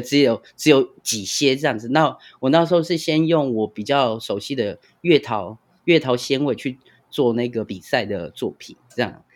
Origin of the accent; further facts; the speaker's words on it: Pingtung County, Taiwan; 因为我是屏东人